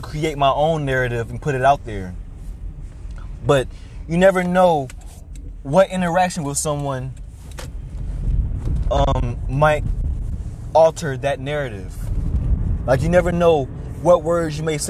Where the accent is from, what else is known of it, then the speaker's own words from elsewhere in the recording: United States; I am a 21-year-old African-American male growing up in America.